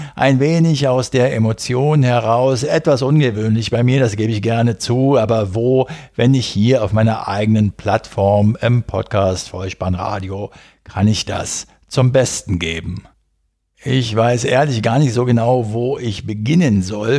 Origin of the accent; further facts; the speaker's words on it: Berlin, Germany; ich in meiner Jugend auf den Bolzplätzen in Berlin-Wedding